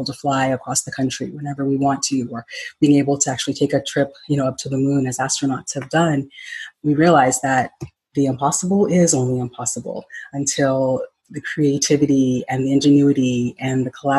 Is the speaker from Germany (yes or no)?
no; Ghana; moved away; Since I'm originally from Ghana